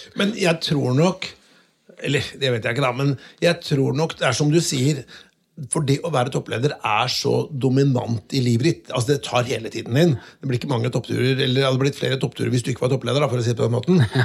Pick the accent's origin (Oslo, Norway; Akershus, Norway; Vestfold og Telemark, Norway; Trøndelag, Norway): Vestfold og Telemark, Norway; Notodden; jeg er fra Notodden